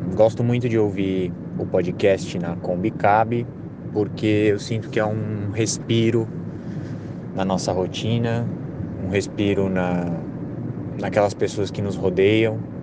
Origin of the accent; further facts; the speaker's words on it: São Paulo, Brazil; sou de São Paulo